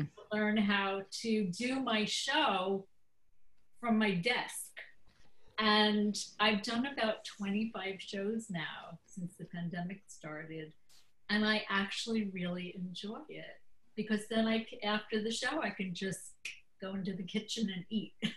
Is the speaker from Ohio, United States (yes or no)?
no; New York, United States; I'm from New York, which is also a great place for comedy